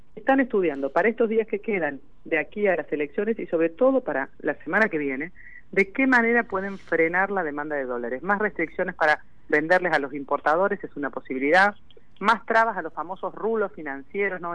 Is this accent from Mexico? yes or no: no; Argentina; somos el país que más plata le debe en todo el mundo al Fondo Monetario Internacional